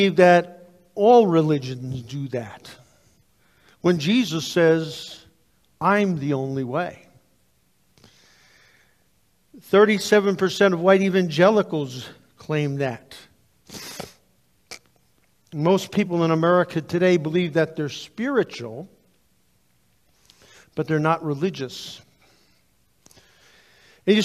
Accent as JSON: {"language": "English", "country": "United States", "said": "as American Christians"}